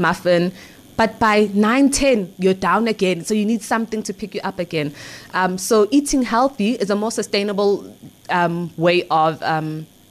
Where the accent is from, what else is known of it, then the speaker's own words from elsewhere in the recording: Ekurhuleni, Gauteng, South Africa; I grew up in the East Rand of Gauteng, Ekurhuleni.